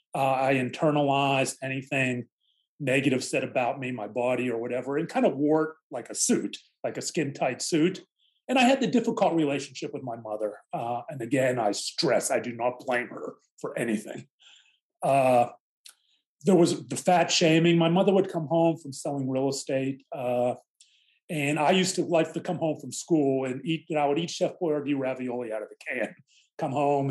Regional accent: Mount Lebanon, Pennsylvania, United States; the area I grew up in Mount Lebanon, a, a suburb of Pittsburgh

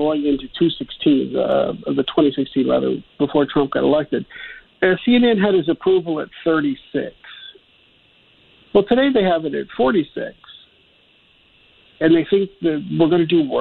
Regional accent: Ohio, United States; I'm from Ohio, and, you know, we were called the Rust Belt

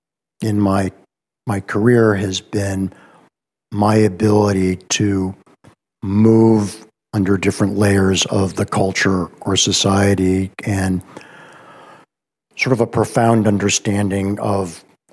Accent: Cleveland, Ohio, United States; I'm a Cleveland, Ohio guy. Grew up in the Mistake on the Lake. So I'm a product of post-war, aspirational, upwardly mobile Jewish parents growing up in a preppy

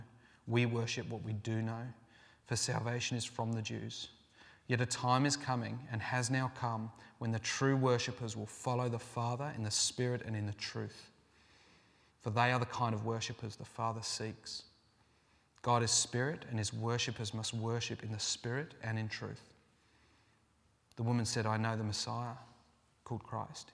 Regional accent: England, United Kingdom; moved away; I'm from England

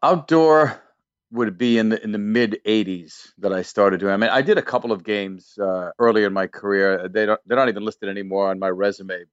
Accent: Waltham, Massachusetts, United States; growing up in the Boston area, Waltham, Massachusetts

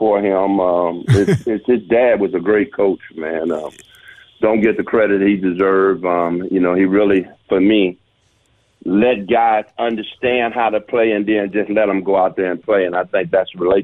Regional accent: Detroit, Michigan, United States; being from the inner city of Detroit

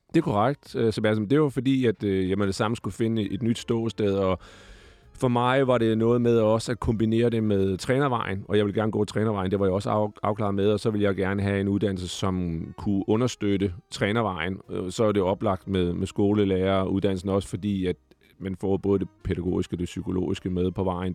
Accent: Glostrup, Capital Region of Denmark, Denmark; also born or lived in Ballerup; så er jeg jo født i Glostrup. Jeg er jo Vestegns-dreng, øh, opvokset i nogle år i Ballerup også

